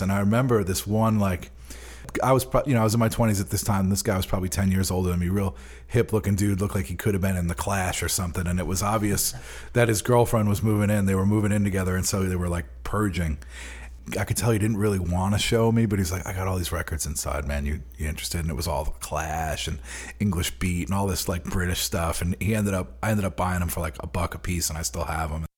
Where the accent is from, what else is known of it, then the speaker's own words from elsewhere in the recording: Long Island, New York, United States; also born or lived in Queens, New York / East Nashville, Tennessee; now in Nashville, United States; growing up on Long Island